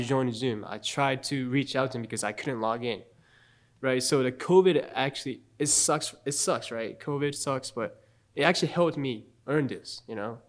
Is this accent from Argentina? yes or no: no; Japan; also born or lived in Charlotte, United States; now in Statesboro, United States; I've always actually wanted to live in Japan again. Mm-hmm. You know, because I I love my home country